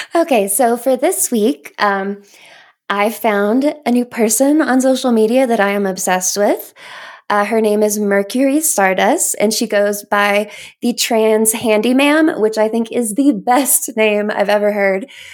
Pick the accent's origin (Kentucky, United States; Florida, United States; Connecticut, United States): Kentucky, United States; now in Colorado, United States; I grew up in Kentucky